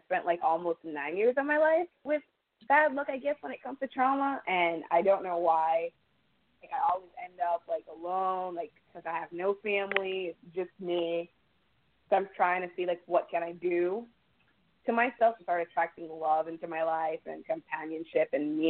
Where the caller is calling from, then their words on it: New Jersey, United States; I'm from New Jersey.